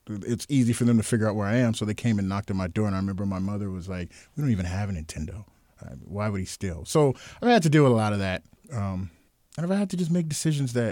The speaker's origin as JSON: {"language": "English", "town": "Los Angeles", "region": "California", "country": "United States", "tie": "born or raised there", "also_born_or_lived": "Seattle", "said": "Mind you, I'm from Los, Los Angeles, uh, even though I grew up here as a kid in Seattle, but I've gone back and forth and never exposed to anything like that."}